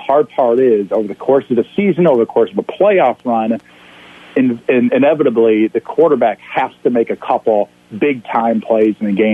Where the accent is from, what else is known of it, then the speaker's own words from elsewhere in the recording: Eastern Iowa, United States; I grew up in Eastern Iowa